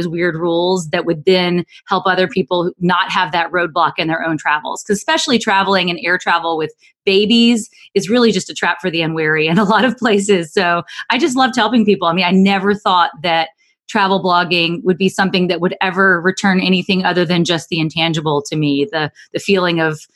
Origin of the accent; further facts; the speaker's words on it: Alabama, United States; moved away; growing up in Alabama